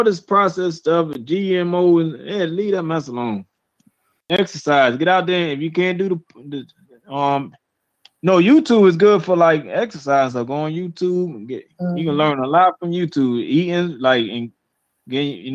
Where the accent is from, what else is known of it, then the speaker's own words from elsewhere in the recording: Georgia, United States; moved away; I'm from Georgia, though. You know, my hometown